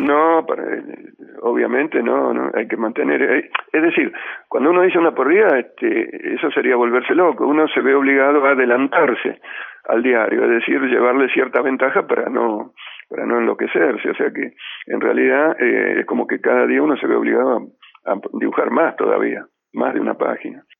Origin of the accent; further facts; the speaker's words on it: Ramallo, Buenos Aires Province, Argentina; moved away; volver a mi pueblo, a Ramallo